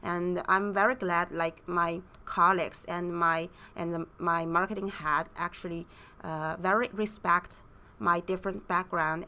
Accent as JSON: {"language": "English", "country": "China", "tie": "born or raised there", "also_born_or_lived": "United States", "moved": "as an adult", "said": "I was growing up in China, and I went to the States for undergrad and graduate study."}